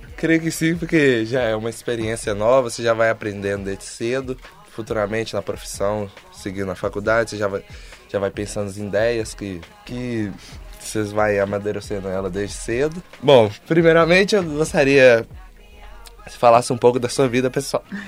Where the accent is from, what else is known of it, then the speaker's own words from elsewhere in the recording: Belo Horizonte, Minas Gerais, Brazil; sou de Belo Horizonte